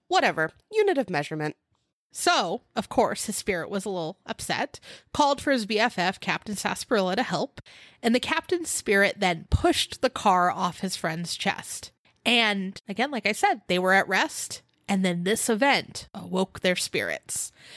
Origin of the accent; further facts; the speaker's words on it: California, United States; we're from California